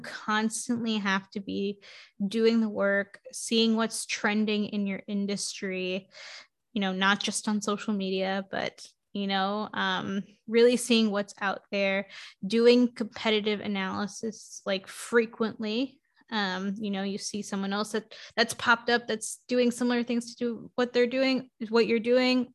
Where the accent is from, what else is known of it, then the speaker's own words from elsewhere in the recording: New York City, New York, United States; I grew up in New York City in Queens